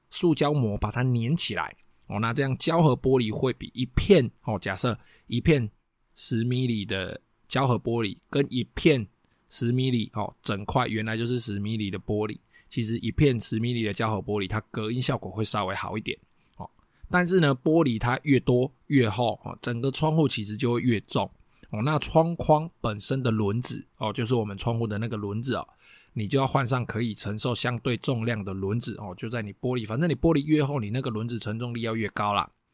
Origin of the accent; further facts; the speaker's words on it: Taiwan; 我们台湾人喜欢装的一些铁窗